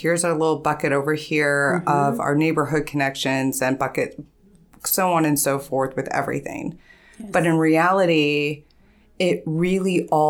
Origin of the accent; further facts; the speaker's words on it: Ohio, United States; also born or lived in California, United States; But I grew up here in Ohio, so.